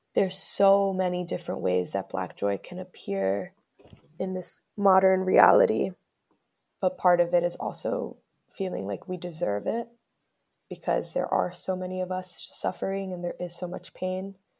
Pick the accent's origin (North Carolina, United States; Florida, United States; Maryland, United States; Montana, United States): Florida, United States; Miami; also born or lived in Bronx, New York; I moved to Miami at the age of five, where I lived with my mother and my stepfather